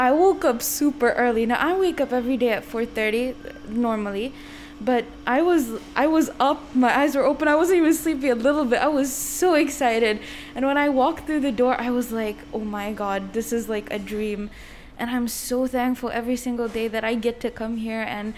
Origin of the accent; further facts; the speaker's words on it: India; now in Dubai, United Arab Emirates; I'm 19, and I'm from India